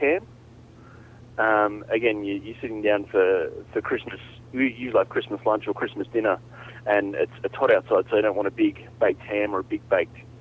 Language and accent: English; Sydney, New South Wales, Australia; from Sydney, Australia